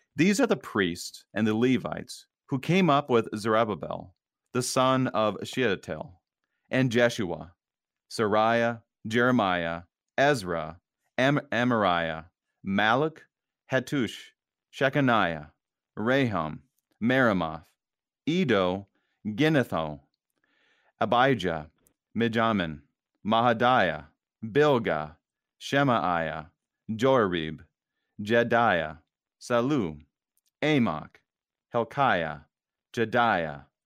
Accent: Wadena, Minnesota, United States; moved away; I'm from a small town. I grew up in Wadena, Minnesota, and it's about four thousand people in that town

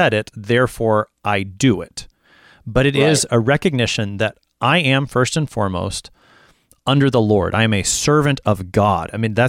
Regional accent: United States; also born or lived in Texas; I am first and foremost a Christian, and then I am an American. But I am an American

